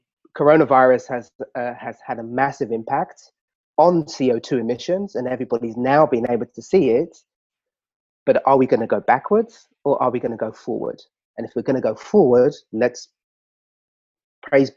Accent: London, United Kingdom; I grew up in Southeast London, Lewisham.

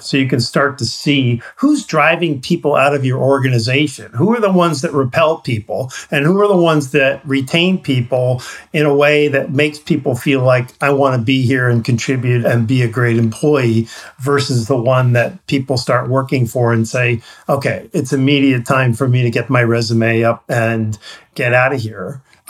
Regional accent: Missouri, United States; because I'm from Missouri here

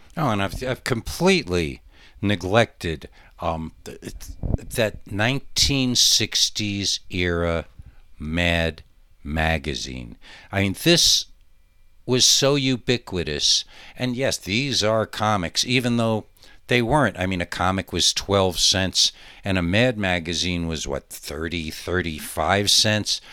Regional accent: Monticello, New York, United States; my hometown of Monticello, New York

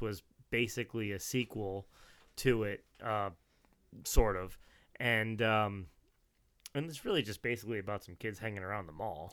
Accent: New Jersey, United States; where I grew up in New Jersey

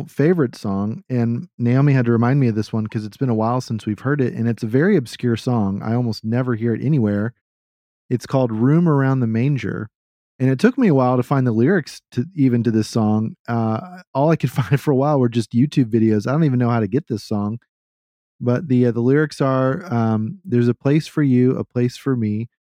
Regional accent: Texas, United States; I grew up here in Central Texas. We barely ever had snow.

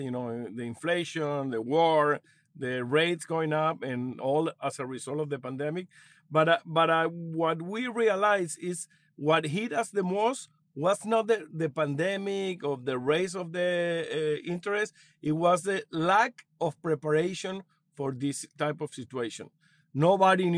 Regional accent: Caracas, Capital District, Venezuela; now in United States; I was born in Caracas, Venezuela, moved to the United States in 2001.

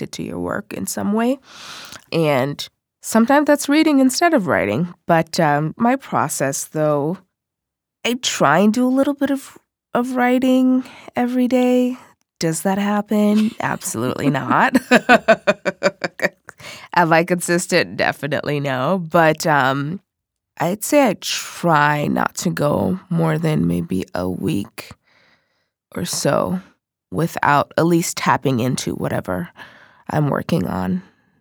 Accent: Seattle, Washington, United States; also born or lived in Nigeria; I am originally from Nigeria, but I've lived in Seattle the majority of my life

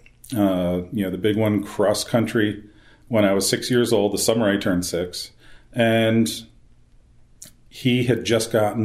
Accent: King of Prussia, Pennsylvania, United States; I was born and raised in King of Prussia, Pennsylvania, not too far from Philadelphia, about 20 miles outside Philadelphia

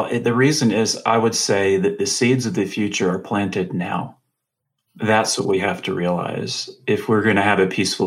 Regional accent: the American South, United States; I'm from the South, the American South

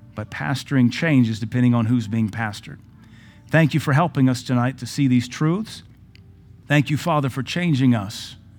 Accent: United States; I'm glad to be American

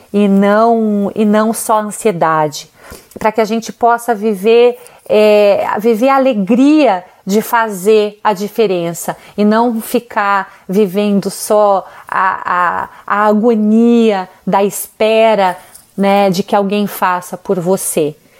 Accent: Brazil; a gente como brasileiro

